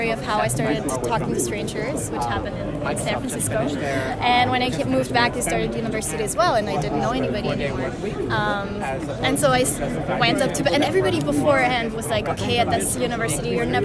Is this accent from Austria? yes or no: yes; Austria; I'm from Austria.